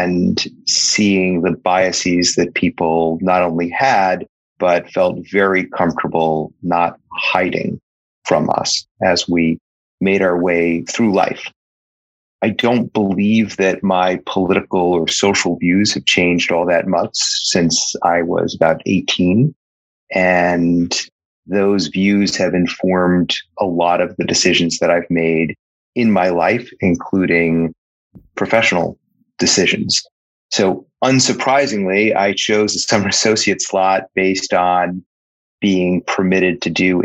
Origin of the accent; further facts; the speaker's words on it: New York City, New York, United States; I grew up in Brooklyn, New York